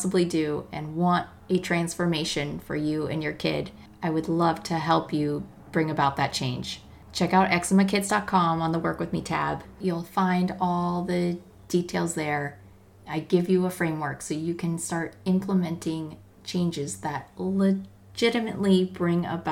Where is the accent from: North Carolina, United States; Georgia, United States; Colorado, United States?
Colorado, United States; we're from Colorado